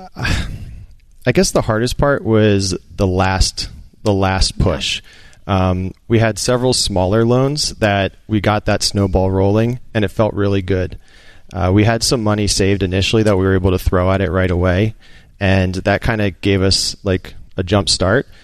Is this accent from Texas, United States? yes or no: no; outside Philadelphia, Pennsylvania, United States; Outside Philadelphia